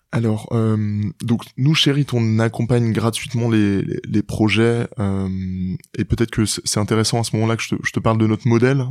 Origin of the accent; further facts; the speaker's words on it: Rennes, Brittany, France; j'ai grandi à Rennes, en Bretagne, région à laquelle je suis assez attaché